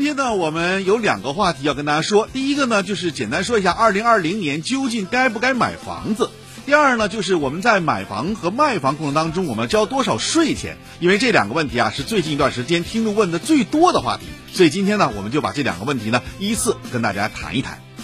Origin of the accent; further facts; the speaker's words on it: Shenyang, Liaoning, China; 也给我们沈阳人又一个新的振奋点